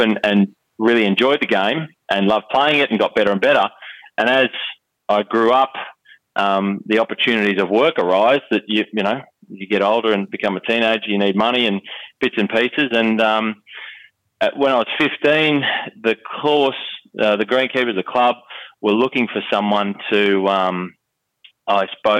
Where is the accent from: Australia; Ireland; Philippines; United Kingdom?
Australia; Wentworth Falls, New South Wales; I grew up in the Blue Mountains, west of Sydney